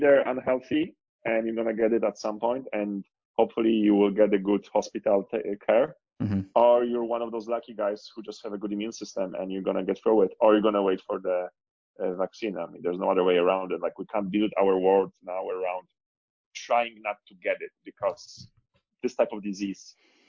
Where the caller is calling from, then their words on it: Barcelona, Catalonia, Spain; also born or lived in Cape Town; I am going through the lockdown, being stuck in Barcelona in Spain.